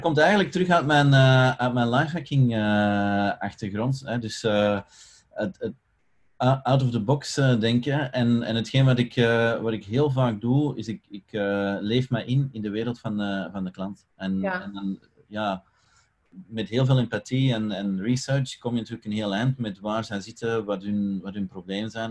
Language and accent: Dutch; Belgium; ik ben Belg